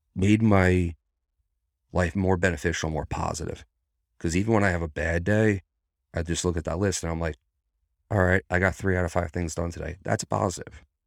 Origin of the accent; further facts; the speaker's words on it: New York, United States; moved away as an adult; now in Virginia, United States; I'm a New Yorker.